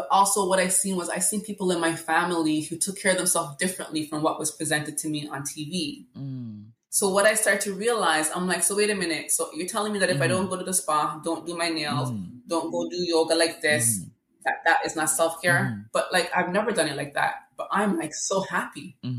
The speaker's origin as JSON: {"language": "English", "country": "Jamaica", "tie": "born or raised there", "also_born_or_lived": "Regent Park, Toronto, Canada", "moved": "yes", "lives_now": "Canada", "said": "I grew up in Jamaica"}